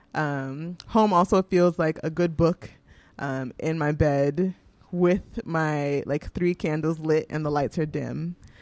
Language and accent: English; Houston, Texas, United States; moved away as an adult; also born or lived in New York; now in Vermont, United States; I'm from Houston